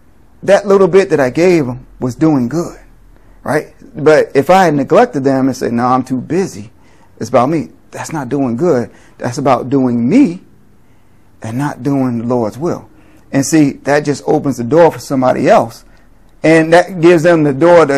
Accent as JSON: {"language": "English", "town": "New York City", "region": "New York", "country": "United States", "tie": "born or raised there", "said": "growing up in New York City"}